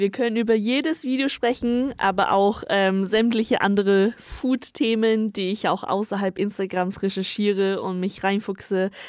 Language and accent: German; northern China, China; now in Germany; ich komme ja aus Nordchina und das ist ganz, ganz ähm, bekannt und berühmt in Nordchina.